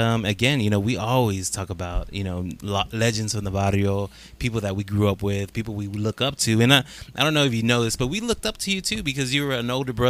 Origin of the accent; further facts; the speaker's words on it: San Angelo, Texas, United States; growing up in Real Vista on the south side of town.